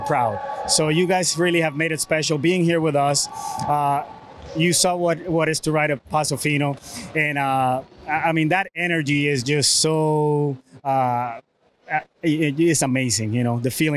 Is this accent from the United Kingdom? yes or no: no; Puerto Rico; I was born and raised in Puerto Rico